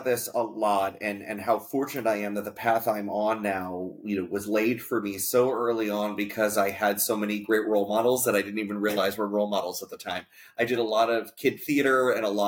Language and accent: English; Coral Springs, Florida, United States; moved away; also born or lived in Atlantic City area, New Jersey; home for me was South Florida. I grew up in the Fort Lauderdale area, a great town called Coral Springs